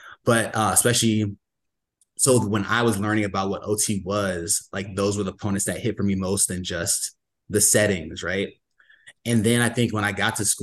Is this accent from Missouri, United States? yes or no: yes; St. Louis, Missouri, United States; I'm from the St. Louis area